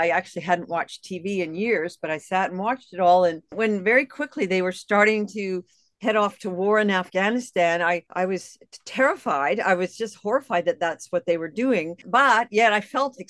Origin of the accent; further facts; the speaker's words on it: Canada; moved away as an adult; also born or lived in United States; I'm a Canadian. I lived in the U.S. for 13 years.